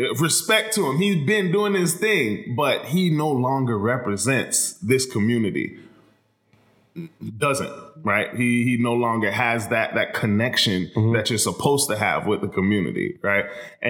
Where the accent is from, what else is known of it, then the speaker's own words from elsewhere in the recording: Myanmar; But so I'm from Myanmar.